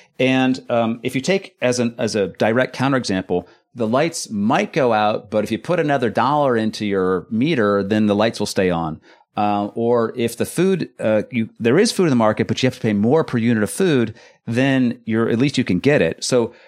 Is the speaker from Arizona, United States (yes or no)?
no; California, United States; now in Netherlands; I was born and raised in California.